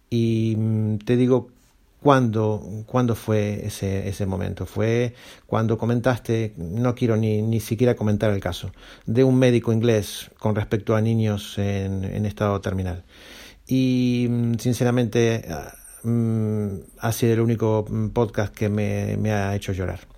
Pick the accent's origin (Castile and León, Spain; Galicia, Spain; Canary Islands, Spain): Galicia, Spain; Santiago de Compostela; de Santiago de Compostela.